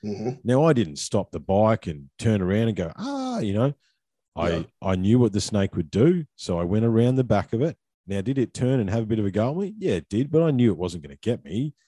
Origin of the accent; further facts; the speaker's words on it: Australia; But as an Aussie, we don't, well, as an old school Aussie bloke, I don't worry about that stuff, right?